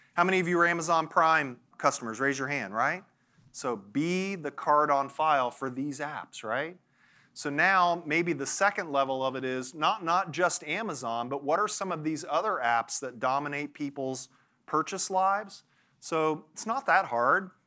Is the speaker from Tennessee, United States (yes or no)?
yes; Nashville, Tennessee, United States; I'm from Nashville. There's a little town called Franklin close to where I live